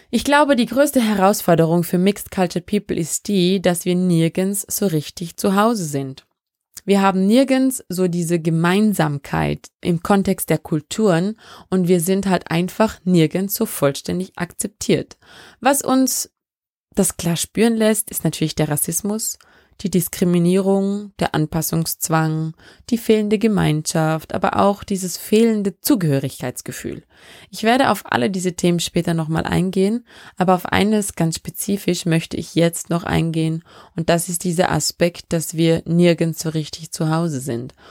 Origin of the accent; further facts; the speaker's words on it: Vorarlberg, Austria; accent: Vorarlberg dialect; Da kommt mein Vorarlberger Dialekt durch. Oder versucht es zumindest.